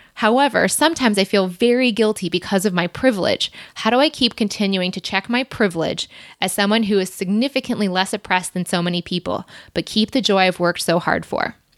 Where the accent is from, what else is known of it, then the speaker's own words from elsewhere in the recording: Michigan, United States; moved away as an adult; also born or lived in Ohio / Chicago; we grew up in Ohio and then moved to Michigan when I was eight. I stayed there until I went to the University of Michigan and then moved off to Chicago.